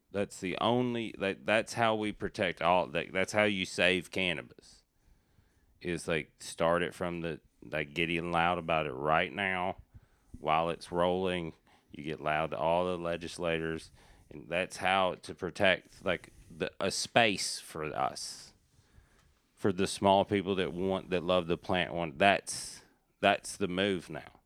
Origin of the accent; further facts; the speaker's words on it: Appalachian Mountains, United States; I'm from the Appalachian Mountains